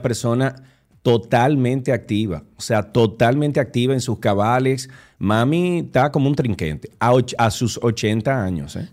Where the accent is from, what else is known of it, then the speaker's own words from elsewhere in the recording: Dominican Republic; sociedades como la dominicana